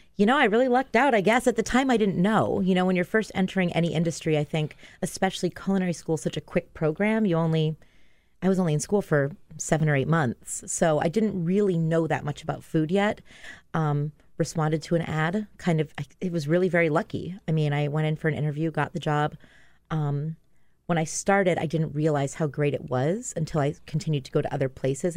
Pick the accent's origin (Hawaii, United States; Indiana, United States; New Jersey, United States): Hawaii, United States; Maui; moved away as an adult; also born or lived in New York; I grew up in Hawaii